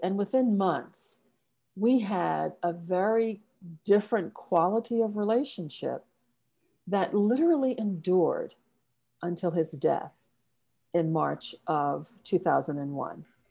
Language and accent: English; South Carolina, United States; I was born and raised in the U S, specifically in a small town in South Carolina.